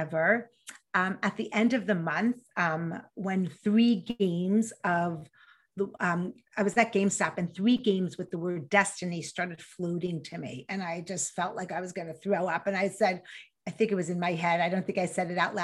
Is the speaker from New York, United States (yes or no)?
yes; New York, United States; accent: New York; I grew up in New York, in case you couldn't hear the accent